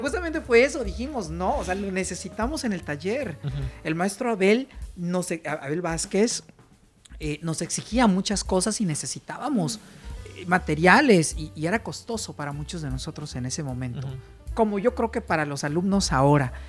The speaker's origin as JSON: {"language": "Spanish", "country": "Mexico", "said": "como buen mexicano"}